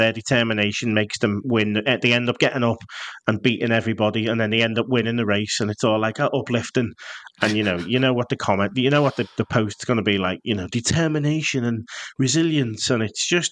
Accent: Liverpool, North West England, United Kingdom; I'm from Liverpool.

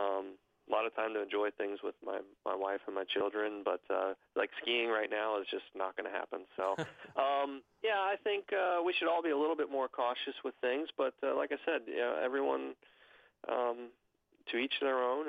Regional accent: Cincinnati, Ohio, United States; Big fan of my hometown professional sports, the Cincinnati Reds and Cincinnati Bengals and the Cincinnati Bearcats

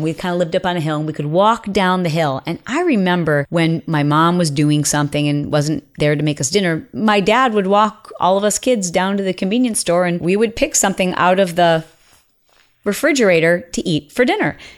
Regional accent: Midwest, United States; we grew up in the Midwest

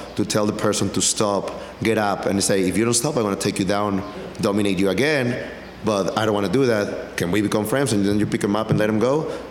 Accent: Takoma Park, Maryland, United States; I come from the Tacoma Park, Silver Spring area. I went to Blair High School, which it was 25% Asians, 25% Black, 25% Hispanic, and 25% White.

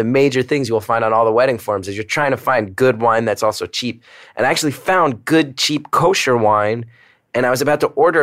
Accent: Northeast, United States; now in New York, United States; I grew up in the Northeast.

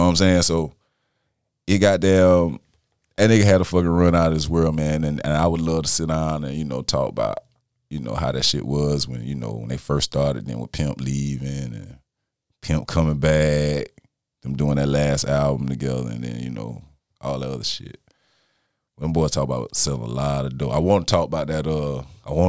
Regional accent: Texas, United States; moved away; I was born in Texas

